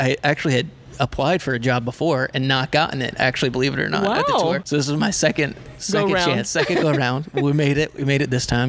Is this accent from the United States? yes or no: yes; Houston, Texas, United States; now in Jacksonville, United States; So I'm originally from Houston. So for me, it's just home.